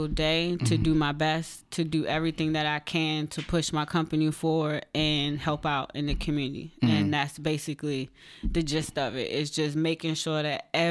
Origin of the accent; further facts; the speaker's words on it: Maryland, United States; now in Baltimore, United States; I'm from Maryland. Mm. I grew up in Prince George's County and Anne Arundel County, and now I live in Baltimore